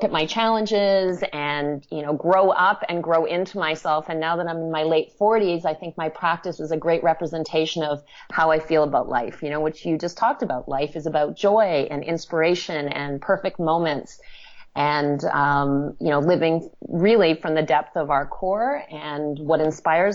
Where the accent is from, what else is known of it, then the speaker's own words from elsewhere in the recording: Western Canada, Canada; now in Toronto, Canada; I grew up in Western Canada, very much on a hobby farm